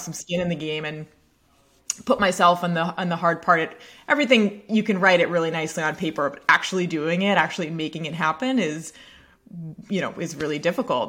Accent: Portland, Maine, United States; I grew up in Portland, Maine, uh, town just north of Portland, Maine. and, uh, had spent my whole life, uh, basically on the same street.

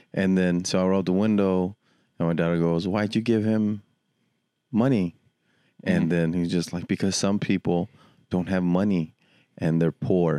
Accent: United States; We say we're American. We're all of it.

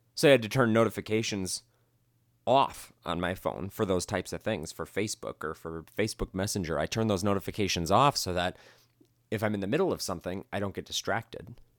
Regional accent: Midwest, United States; now in Las Vegas, United States; I grew up in the Midwest and we had basements.

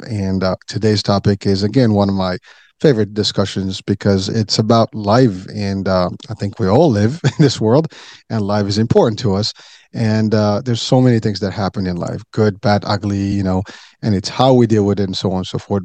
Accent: Morocco; moved away

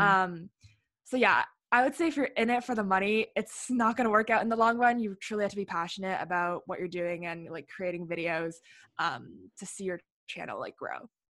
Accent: Ottawa, Ontario, Canada; I'm from Ottawa, Ontario

